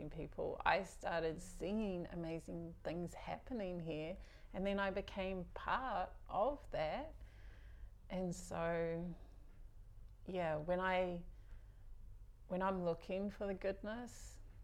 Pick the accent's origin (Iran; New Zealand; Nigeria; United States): New Zealand; Whangarei, Northland; also born or lived in Auckland; now in Whangarei, New Zealand; I was brought up in Papuai, whangarei was, it's home